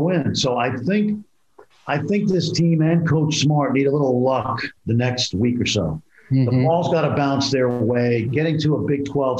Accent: New York City, New York, United States; I grew up in Brooklyn.

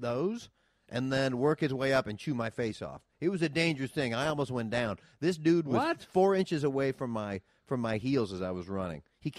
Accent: Iowa, United States; moved away; I was raised in Iowa.

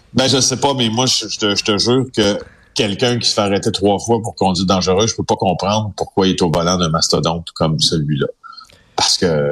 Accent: the regions of Quebec, Canada; je viens des régions du Québec

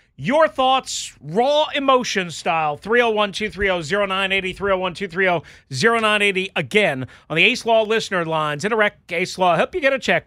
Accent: Virginia, United States; I'm from Virginia

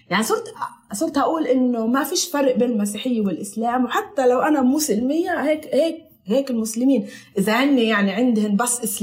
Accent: Palestine; accent: Palestinian; now in Italy; هاي الكلمات هيك اللي ما بنلاقيهاش مرات في لهجتنا احطها كايطالي هذا منيح انا بحب انه الواحد يتمسك وتمسكت في لغتي اكثر طبعا مع اني بحكيهاش هون

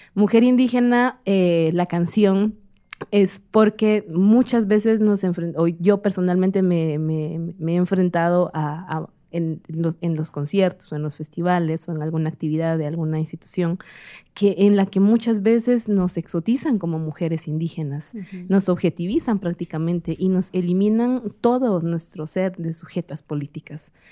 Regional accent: Comalapa, Chimaltenango, Guatemala; ejercí dos años en, en, en Comalapa, en mi pueblo

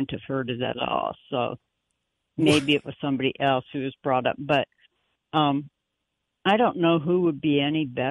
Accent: Iowa, United States; I'm from Iowa

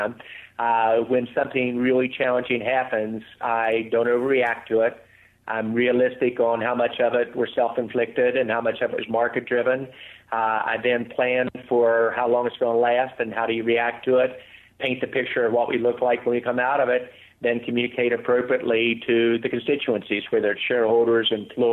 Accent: West Virginia, United States; Growing up in West Virginia, I almost drowned when I was 6 years old

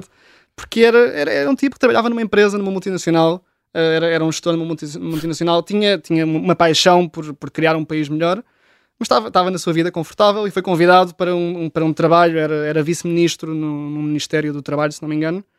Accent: Oeiras, Lisbon, Portugal; cresci em Oeiras, nos subúrbios de, de Lisboa

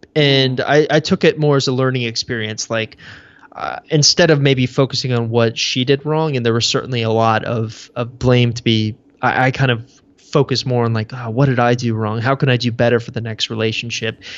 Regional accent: Houston, Texas, United States; I grew up in Texas

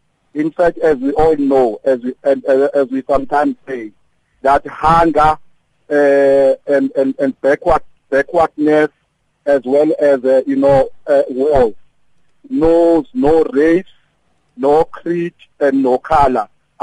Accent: Durban, KwaZulu-Natal, South Africa; I'm from Durban.

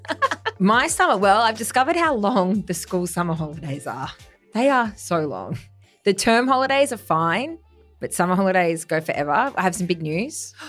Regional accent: Grafton, New South Wales, Australia; moved away; my hometown, Grafton

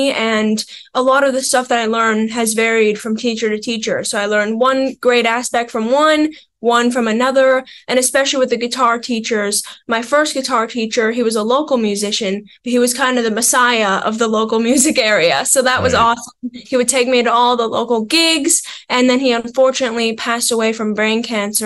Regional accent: Pembroke, Ontario, Canada; I'm from a small town called Pembroke, which is about an hour and a half north of Ottawa.

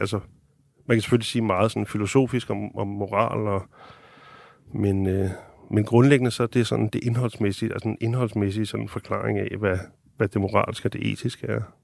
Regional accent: Denmark; som en dansker

